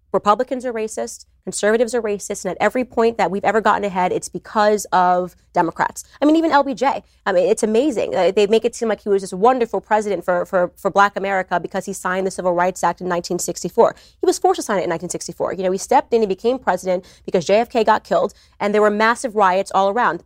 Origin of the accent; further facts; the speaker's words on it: United States; I see myself as American first